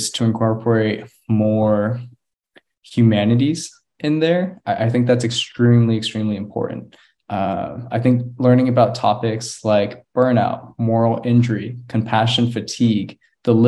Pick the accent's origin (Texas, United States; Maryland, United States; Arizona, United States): Texas, United States; Austin; also born or lived in Houston; now in Galveston, United States; back home to Austin to stay at my childhood home